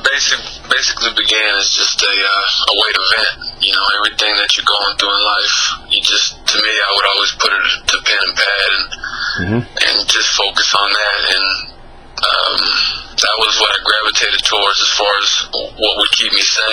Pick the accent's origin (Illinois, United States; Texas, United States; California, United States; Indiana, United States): Texas, United States; now in Dallas, United States; Yeah, I grew up in West Texas. I moved around a lot, so it's just, I grew up the whole Lone Star State, you know, I got love for it because I've been all over the map, but Dallas is where I currently reside.